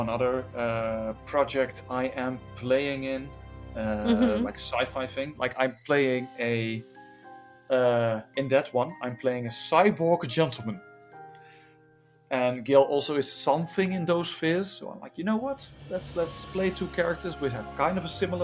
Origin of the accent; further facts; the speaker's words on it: Netherlands; accent: Dutchified; my English, in my opinion, sometimes sounds a bit Dutchified